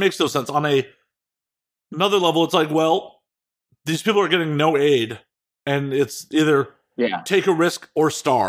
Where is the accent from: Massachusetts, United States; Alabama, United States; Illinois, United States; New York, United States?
Illinois, United States; Chicago; moved away as an adult; also born or lived in Las Vegas; now in Los Angeles, United States; I got 30 in Chicago, like the greater Chicago area. And then, you know, technically 3 years in Vegas and 6 in LA so far.